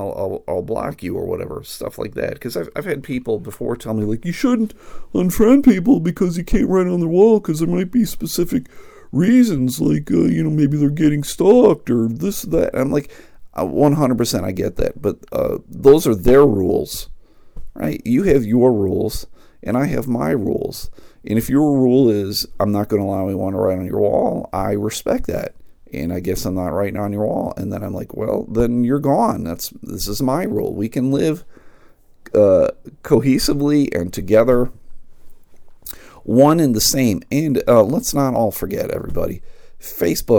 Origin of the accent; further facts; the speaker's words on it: United States; I guess I'm an American